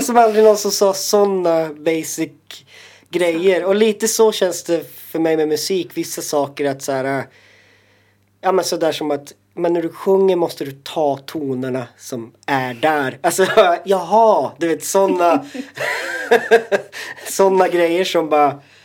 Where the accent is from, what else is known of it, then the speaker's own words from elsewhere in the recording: Jokkmokk, Norrbotten County, Sweden; moved away; also born or lived in Stockholm; jag känner mig mer eh, som same och som som eh, inlandsfödd liksom norrbottning